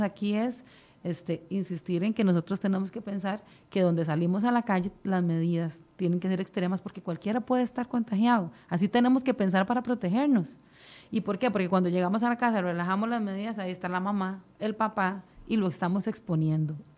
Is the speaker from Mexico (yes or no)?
no; Costa Rica